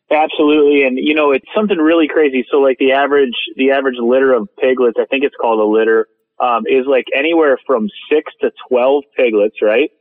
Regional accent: Minnesota, United States; moved away; growing up in Minnesota

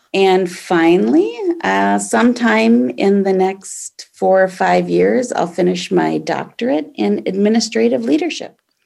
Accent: Aurora, Minnesota, United States; also born or lived in Jordan, Minnesota; I grew up in Aurora, Minnesota, which is a small Iron Range town in northern Minnesota

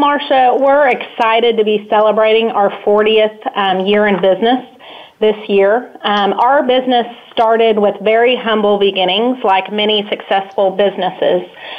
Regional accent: Dallas, Texas, United States; I'm a proud native Texan. I grew up around the Dallas area most of my life

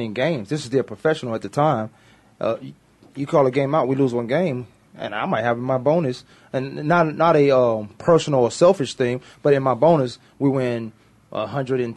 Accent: Burbank, California, United States; I grew up in Burbank

